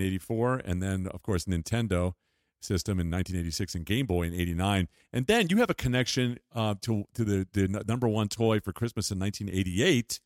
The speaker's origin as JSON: {"language": "English", "area": "Long Island", "region": "New York", "country": "United States", "tie": "born or raised there", "said": "in the nineteen fifties when I was growing up on Long Island"}